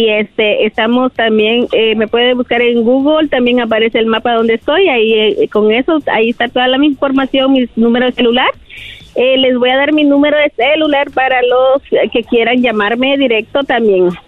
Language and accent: Spanish; Guatemala; Ah, bueno, yo vengo de Guatemala.